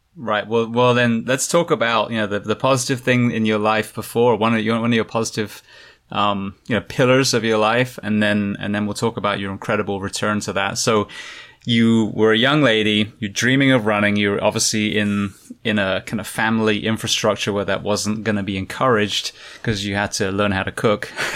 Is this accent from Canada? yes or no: no; England, United Kingdom; now in United States; where I grew up in England